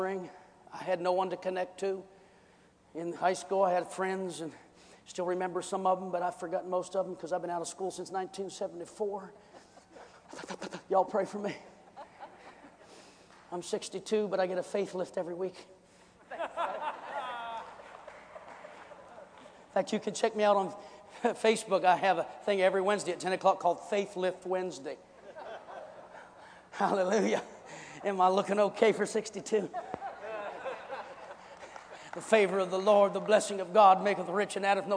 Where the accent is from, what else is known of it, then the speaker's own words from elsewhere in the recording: United States; I'm an American citizen, legitimately born into this nation.